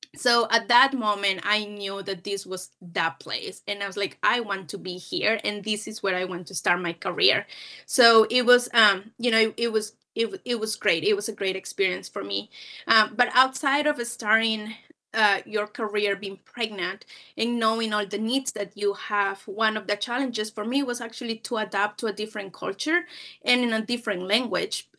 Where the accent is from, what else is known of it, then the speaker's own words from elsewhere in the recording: Peru; moved away as an adult; now in United States; I'm originally from Peru. I'm born and raised, um, in Peru